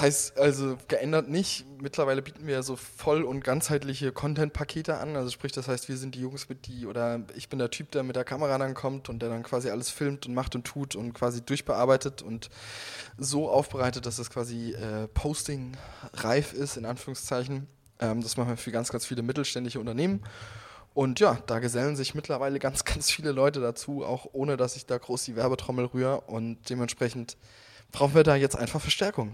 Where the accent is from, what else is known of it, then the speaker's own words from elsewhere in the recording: Hundsangen, Rhineland-Palatinate, Germany; ich bin gebürtiger Hunsänger, ich komme daher.